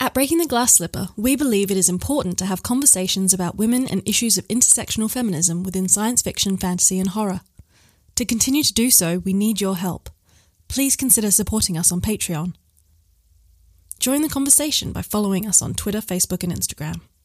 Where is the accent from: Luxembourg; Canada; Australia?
Australia; Perth, Western Australia; now in Oxford, United Kingdom; I'm from Perth, Western Australia